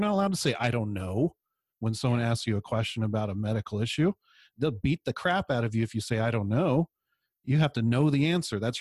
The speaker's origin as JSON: {"language": "English", "town": "San Luis Obispo", "region": "California", "country": "United States", "tie": "born or raised there", "said": "I grew up in San Luis Obispo"}